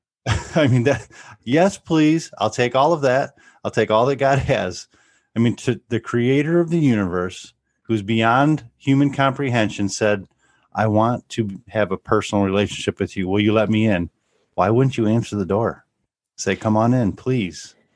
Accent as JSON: {"language": "English", "region": "Northwest Ohio", "country": "United States", "tie": "born or raised there", "said": "We grew up here in Northwest Ohio"}